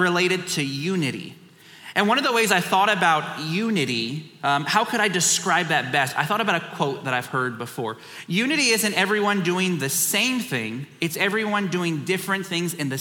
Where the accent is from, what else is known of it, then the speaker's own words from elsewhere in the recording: San Antonio, Texas, United States; I am from San Antonio, Texas